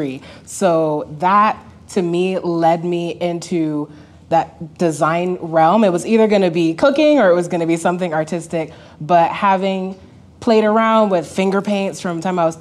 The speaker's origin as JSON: {"language": "English", "country": "Barbados", "tie": "born or raised there", "said": "I grew up in Barbados in the Caribbean."}